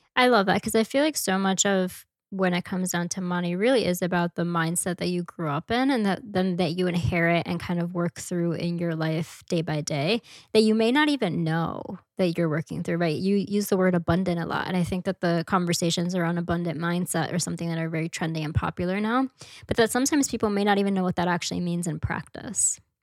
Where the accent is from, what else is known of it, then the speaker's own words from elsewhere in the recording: New York City, New York, United States; I grew up in Washington Heights